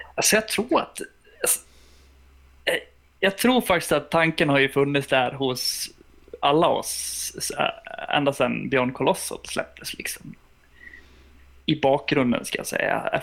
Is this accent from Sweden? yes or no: yes; Sweden; vi är ju plikttrogna svenskar